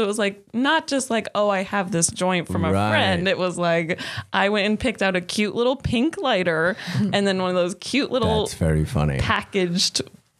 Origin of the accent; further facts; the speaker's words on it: Colorado, United States; moved away; we're from Colorado.